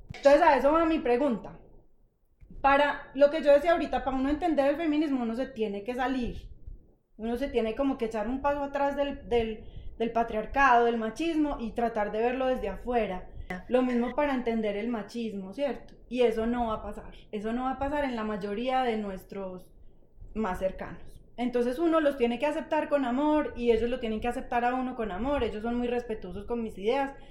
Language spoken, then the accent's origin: Spanish; Manizales, Caldas, Colombia; moved away as an adult; yo crecí, como ustedes en Manizales